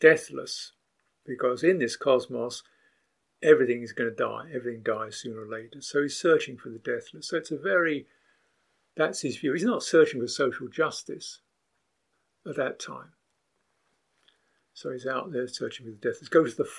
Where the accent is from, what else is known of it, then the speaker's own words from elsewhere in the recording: United Kingdom; I'm a British person.